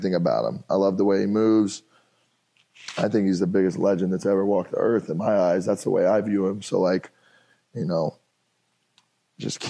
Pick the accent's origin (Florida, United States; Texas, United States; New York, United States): Texas, United States; Tyler; We have two Heisman Trophy winners from my hometown in Tyler, me and Earl Campbell